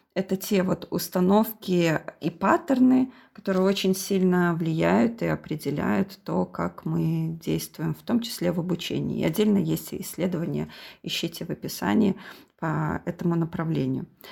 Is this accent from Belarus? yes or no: yes; Belarus; мы из Беларуси